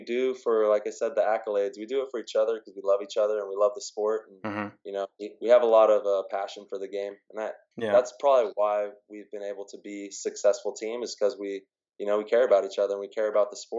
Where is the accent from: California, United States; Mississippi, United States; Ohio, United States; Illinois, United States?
California, United States; Modesto; growing up in Modesto